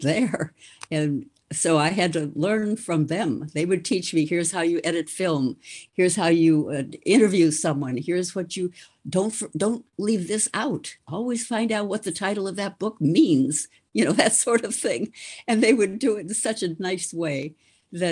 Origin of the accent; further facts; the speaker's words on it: a suburb of Chicago, Illinois, United States; moved away as an adult; also born or lived in Boston; I grew up in a suburb of Chicago